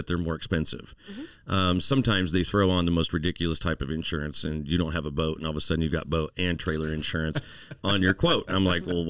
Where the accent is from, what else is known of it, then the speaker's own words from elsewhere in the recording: the Ozarks, Missouri, United States; I grew up here myself, and I love the Ozarks myself.